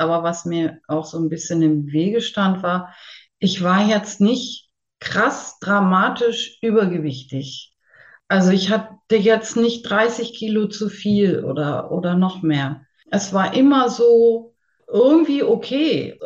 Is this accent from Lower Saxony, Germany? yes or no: yes; near Hanover, Lower Saxony, Germany; ich komme aus der Nähe von Hannover, Bezen. Also ländlich, aber Hannover ist nicht weit